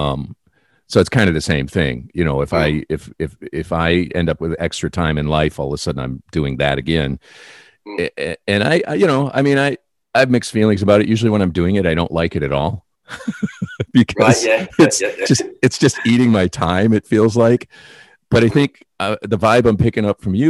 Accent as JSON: {"language": "English", "town": "Detroit", "region": "Michigan", "country": "United States", "said": "I'm from Detroit Rock City"}